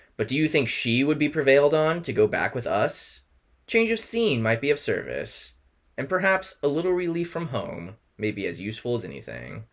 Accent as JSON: {"language": "English", "country": "United States", "also_born_or_lived": "New York City", "moved": "yes", "lives_now": "New York, United States", "said": "especially as Americans"}